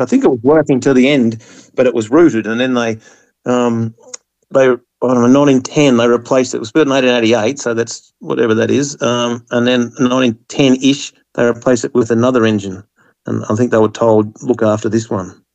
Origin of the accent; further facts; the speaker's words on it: Australia; we're an English colony